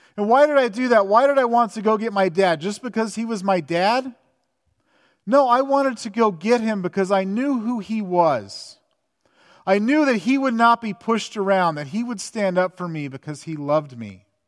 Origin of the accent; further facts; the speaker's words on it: Southern California, United States; I grew up in Southern California